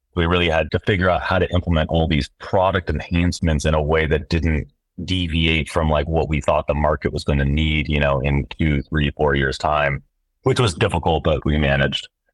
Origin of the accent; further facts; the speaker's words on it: Seattle, Washington, United States; born and raised in Seattle